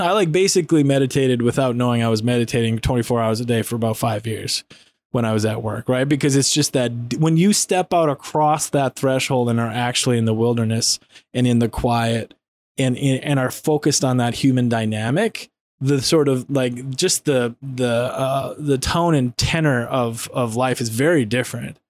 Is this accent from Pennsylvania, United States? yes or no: no; North Dakota, United States; I grew up in North Dakota